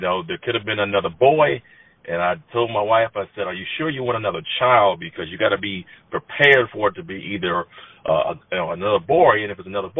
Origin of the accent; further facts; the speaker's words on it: San Diego, California, United States; moved away as an adult; also born or lived in Long Beach / Georgia / Denver; I'm from San Diego, born and raised in San Diego